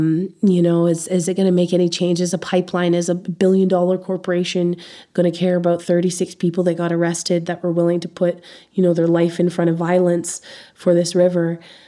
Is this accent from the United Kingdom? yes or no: no; Canada; And you operate differently as a Canadian.